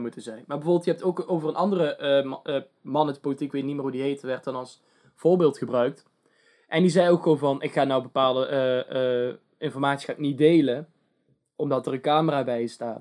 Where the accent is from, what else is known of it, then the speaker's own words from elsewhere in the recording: Netherlands; wij zijn Nederlanders